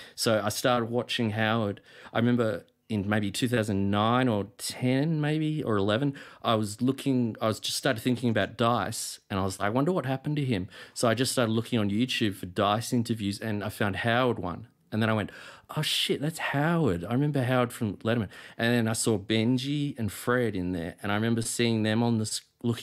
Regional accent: Australia; I'm from Australia

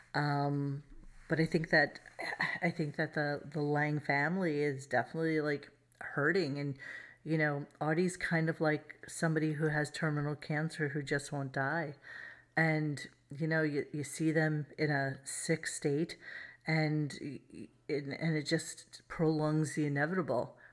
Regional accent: New York City, New York, United States; everybody I grew up with in Brooklyn

